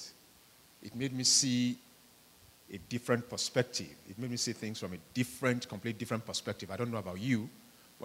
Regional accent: Nigeria; moved away; majority of us here, you know, are from, you know, third world countries, we're from Nigeria

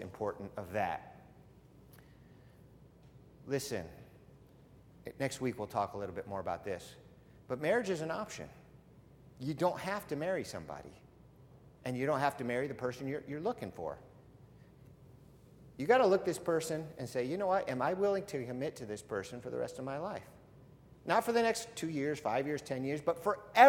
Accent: United States; I was born in this country

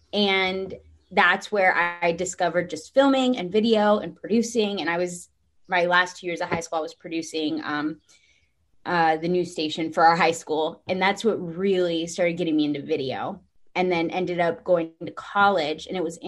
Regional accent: Texas, United States; So I came from Texas, knew nothing about hockey.

